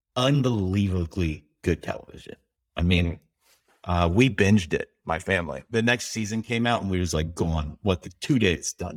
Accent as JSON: {"language": "English", "country": "Canada", "said": "as a Canadian, my Canadian passport can get me into Iran"}